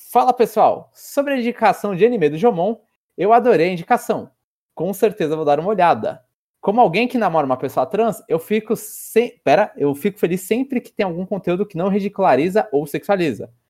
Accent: São Paulo, Brazil; Então eu sou paulistano da gema.

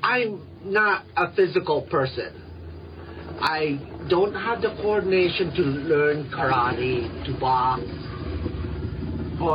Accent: Philippines; Being Filipino, I get mistaken for other cultures.

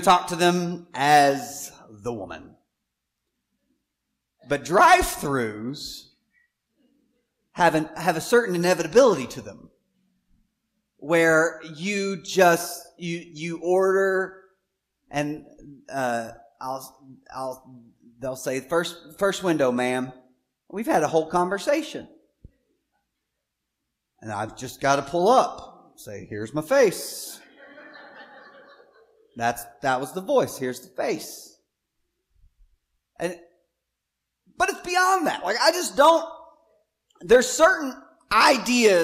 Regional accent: Southwest Arkansas, United States; I grew up in Arkansas, Southwest Arkansas

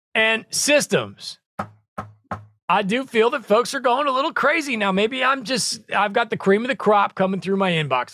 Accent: Branson, Missouri, United States; Branson, Missouri, same thing. That's where I grew up in the Midwest.

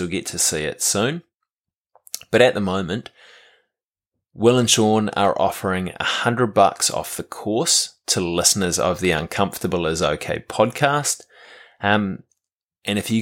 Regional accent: New Zealand

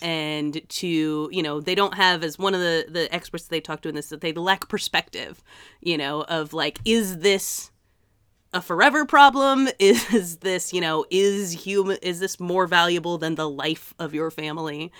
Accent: Massachusetts, United States; my hometown in Massachusetts

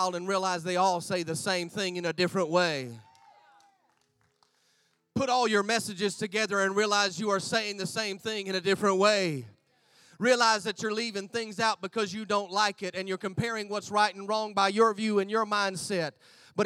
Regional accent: United States; moved away as an adult; now in Gold Coast, Australia; I'm American in Australia

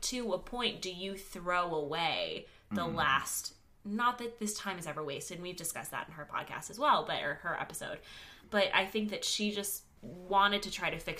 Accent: Dallas, Texas, United States; It's my hometown. We came from the same city.

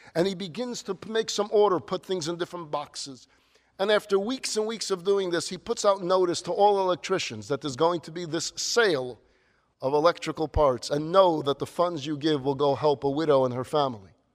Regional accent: New York, United States; Now, growing up in New York, we had this tradition.

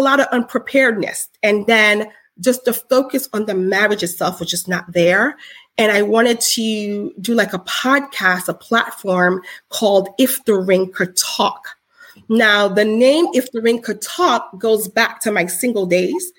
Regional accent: Haiti; I'm Haitian

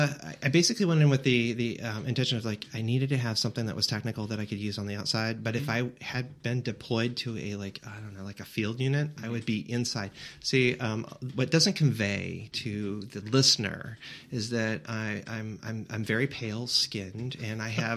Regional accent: Elkhart, Indiana, United States; Yeah, Elkhart, Indiana. Oh, Northern Indiana.

